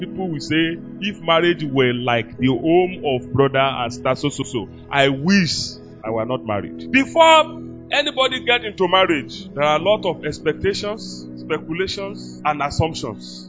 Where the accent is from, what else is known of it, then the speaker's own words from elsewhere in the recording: Yoruba land, Yorubaland, Nigeria; I was raised with grandmother in Yoruba land